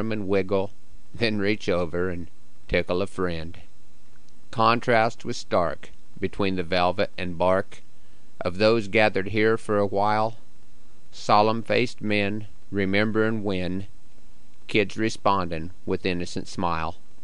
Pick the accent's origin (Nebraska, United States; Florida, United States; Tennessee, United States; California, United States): Nebraska, United States; Broken Bow; my hometown of Broken Bow, Nebraska